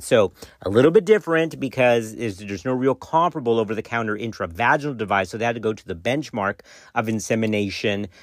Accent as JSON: {"language": "English", "region": "Texas", "country": "United States", "tie": "born or raised there", "said": "my home state, guys, that comes from Texas"}